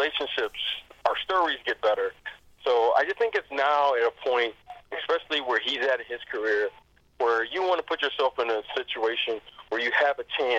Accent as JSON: {"language": "English", "town": "Detroit", "region": "Michigan", "country": "United States", "said": "myself being from Detroit, you know, I'm from the Motor City"}